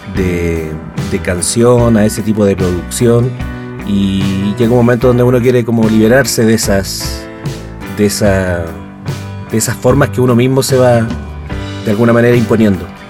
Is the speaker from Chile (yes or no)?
yes; Chile; moved away as an adult; now in Mexico; nosotros somos chilenos también en el extranjero